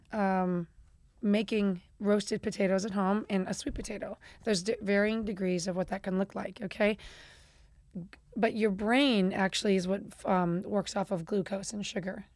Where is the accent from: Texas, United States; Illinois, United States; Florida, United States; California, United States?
Illinois, United States; Chicago; I'm from Chicago